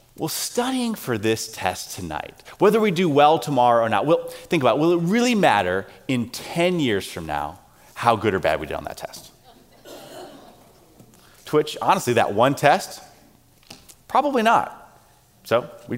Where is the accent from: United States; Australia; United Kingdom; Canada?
United States; South Carolina; growing up in South Carolina